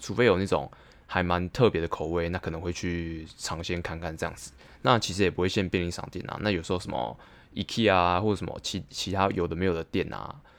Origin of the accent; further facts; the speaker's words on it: Taipei, Taiwan; 信义区算是我的，我的生活圈啊，就是我就在那边长大，然后在那边打工